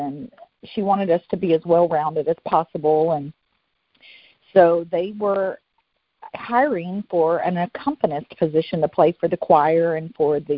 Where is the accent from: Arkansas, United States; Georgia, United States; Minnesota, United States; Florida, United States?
Georgia, United States; Atlanta; also born or lived in Memphis, Tennessee / Nutbush, Tennessee; I'm originally from Memphis, Tennessee. My grandmother lived in Nutbush, Tennessee, which I'm from. And we moved to the Atlanta area when I was in third grade